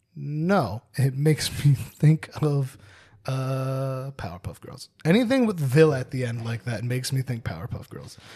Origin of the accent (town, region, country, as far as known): New Jersey, United States